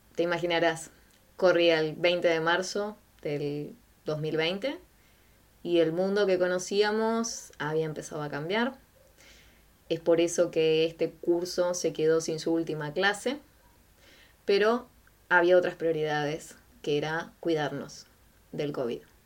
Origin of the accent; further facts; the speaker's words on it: Quilmes, Buenos Aires Province, Argentina; yo soy de Quilmes.